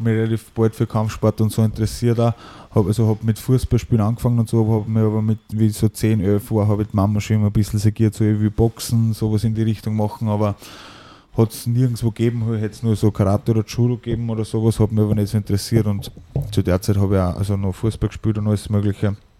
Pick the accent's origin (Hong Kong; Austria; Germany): Austria; Ried im Innkreis, Upper Austria; also born or lived in Schärding / Mehrnbach; Und bin dann mit äh, sieben Jahren nach, nach Mernbach gekommen, also gleich angrenzend an Ried und in Ried bin ich dann aufgewachsen